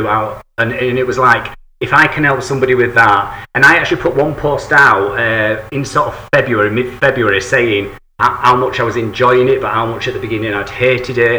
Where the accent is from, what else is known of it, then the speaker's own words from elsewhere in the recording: England, United Kingdom; I'm an Englishman.